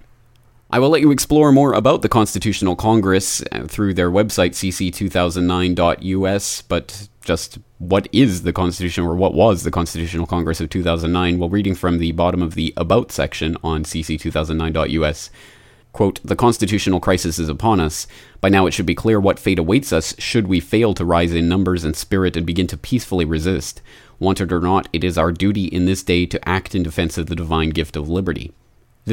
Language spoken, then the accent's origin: English; Canada; now in Japan; as a Canadian living in Japan